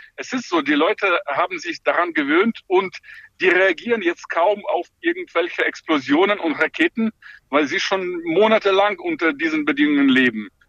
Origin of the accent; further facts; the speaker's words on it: Ukraine; ich als Ukrainer